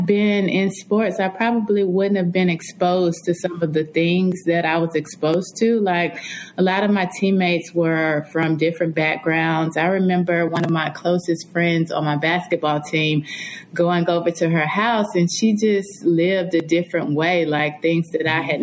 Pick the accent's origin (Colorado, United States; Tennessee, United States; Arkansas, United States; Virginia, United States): Tennessee, United States; Nashville; I grew up in Nashville, Tennessee